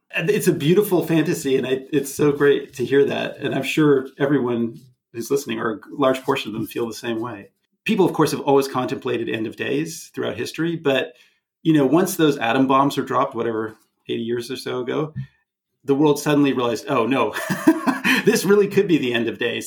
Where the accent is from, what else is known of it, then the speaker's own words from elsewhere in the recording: Canada; not just as a Canadian, but as also a, an American citizen